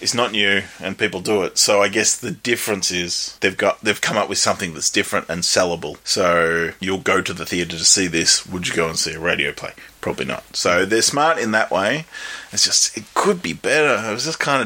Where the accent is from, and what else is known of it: Australia